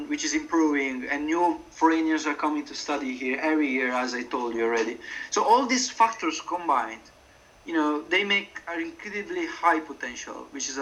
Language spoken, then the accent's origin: English; Italy; English is a second language; moved away as an adult; now in Warsaw, Poland; in my hometown, there's a big shopping mall where there was, when I was a kid, it was incredibly dynamic and active